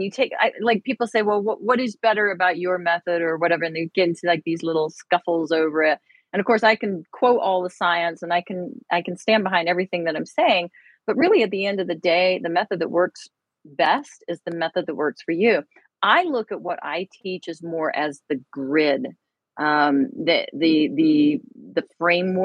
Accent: United Kingdom; moved away; I am British

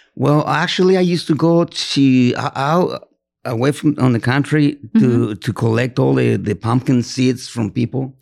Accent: Teocaltitán de Guadalupe, Jalisco, Mexico; moved away; the name of that town is Teocaltitan de Guadalupe, Jalisco

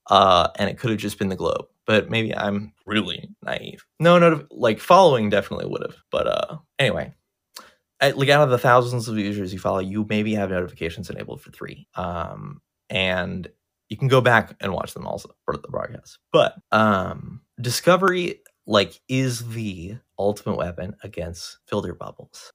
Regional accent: United States; I'm an American and I've never been outside the country

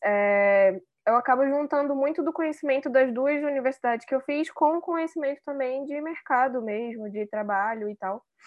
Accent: Manaus, Amazonas, Brazil; moved away as an adult; now in São Paulo, Brazil; eu sou manauara, mas moro em São Paulo tem, é, acho que vai fazer três anos agora

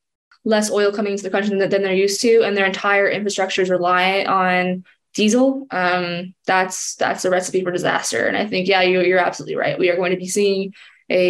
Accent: San Diego, California, United States; I grew up in San Diego. We're neighbors to Mexico.

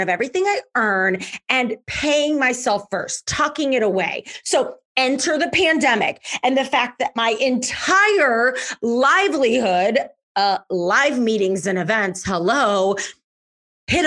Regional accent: St. Louis, Missouri, United States; I'm from St. Louis, so I bartended in downtown St. Louis

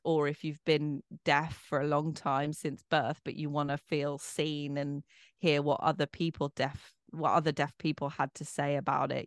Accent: Bromley, London, United Kingdom; accent: posh; I'm from Bromley. I'm a Bromley girl.

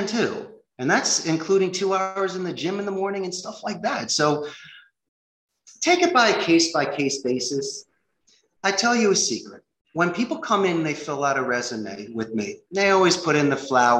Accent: Philadelphia, Pennsylvania, United States; moved away as an adult; also born or lived in Arizona; now in Costa Rica; I'm from Philadelphia

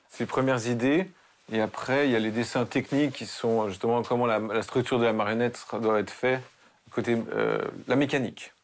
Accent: Haute-Savoie, Auvergne-Rhône-Alpes, France; now in Novosibirsk, Russia; je suis de Haute-Savoie

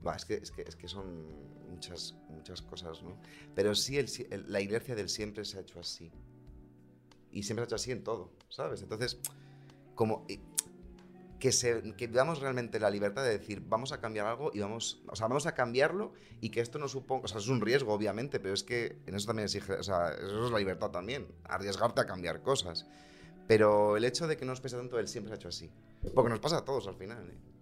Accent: Segovia, Castile and León, Spain; moved away; soy de Segovia

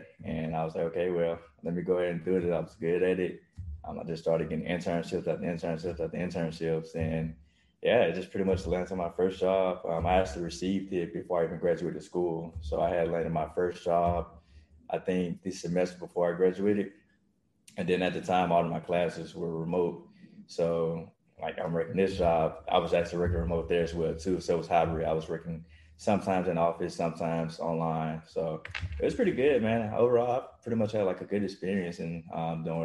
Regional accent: Mississippi, United States; moved away as an adult; now in Texas, United States; I'm from Mississippi. So I came, actually moved out to Texas for a track

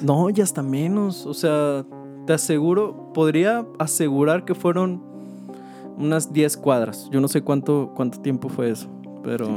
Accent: Guadalajara, Jalisco, Mexico; acá de, donde somos, de Guadalajara

